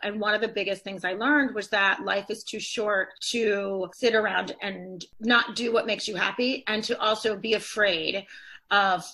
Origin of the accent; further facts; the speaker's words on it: Atlanta, Georgia, United States; moved away as an adult; I'm originally from Atlanta. I moved up to this area after I went to college